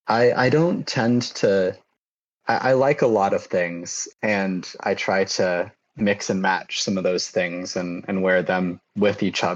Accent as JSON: {"language": "English", "town": "Eugene", "region": "Oregon", "country": "United States", "tie": "born or raised there", "moved": "yes", "lives_now": "New York, United States", "said": "I grew up in Eugene, Oregon"}